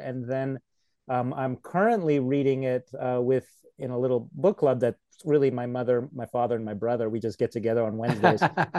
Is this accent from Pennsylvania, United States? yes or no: no; California, United States; first language Polish; English is a second language; also born or lived in Poland; I was born in Poland and I moved here to California as a small child. So I learned English in elementary school. And wow. It's become my main language now.